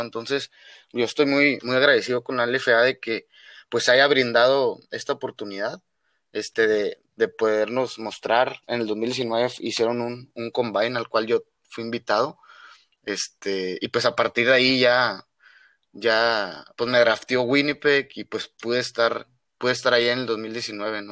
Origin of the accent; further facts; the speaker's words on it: Mexico; moved away as an adult; soy mexicano